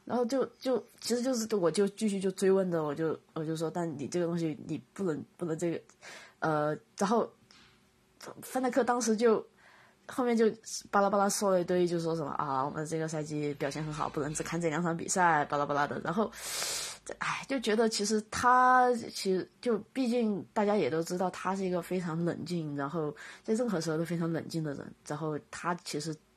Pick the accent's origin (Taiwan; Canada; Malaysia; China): China; 我们中国的话讲，就是小农思想